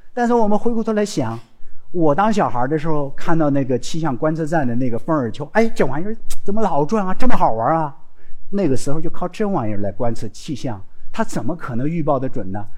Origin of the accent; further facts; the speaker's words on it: Xinjiang, China; moved away as an adult; 我是从新疆兵团出来的，我到现在做科研的过程中间，我在兵团长大，在兵多工作六年，我当过会计，当过出纳，做过统计，管过工业，管过农业